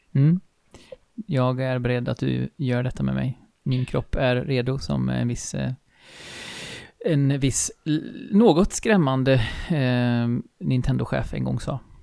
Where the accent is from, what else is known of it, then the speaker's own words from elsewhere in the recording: Skaraborg plain, Västra Götaland, Sweden; jag är uppväxt här i, på Slätta i Skaraborg eh, och bor ju här nu igen i Falköping.